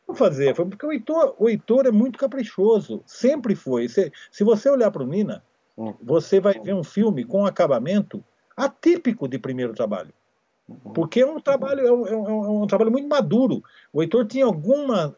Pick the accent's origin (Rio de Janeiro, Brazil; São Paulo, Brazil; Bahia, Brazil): São Paulo, Brazil; Amparo; Amparo, que é a minha cidade natal.